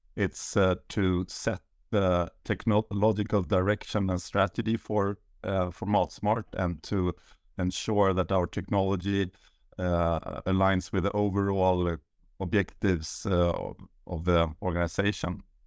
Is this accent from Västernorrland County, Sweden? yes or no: no; Uppsala, Uppsala County, Sweden; moved away as an adult; now in Sollentuna, Sweden; I'm born and raised in Uppsala, and now I live with the, my family in, uh, Sollentuna